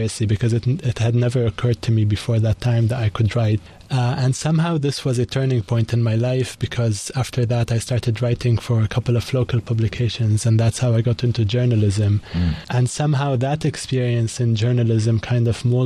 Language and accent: English; Koura, North Governorate, Lebanon; also born or lived in Beirut; So I was born and raised in Lebanon, in north of Lebanon, in a region called Koura, which is by the coast, next to Tripoli